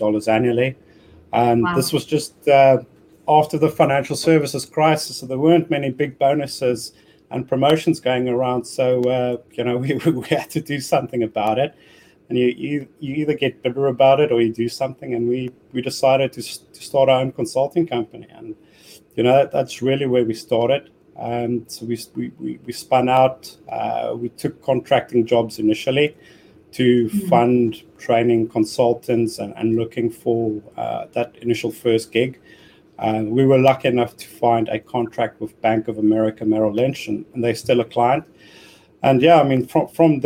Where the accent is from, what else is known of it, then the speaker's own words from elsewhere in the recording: South Africa; moved away as an adult; now in United Kingdom; I was born and educated in South Africa, but I came across to the UK, it's probably in 2005